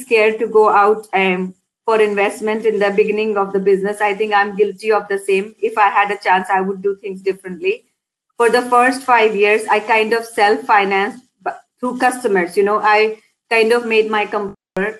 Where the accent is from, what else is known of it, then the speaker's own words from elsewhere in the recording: India; moved away as an adult; now in Scotland, United Kingdom; I was born and brought up in India. I came to Scotland back in 2002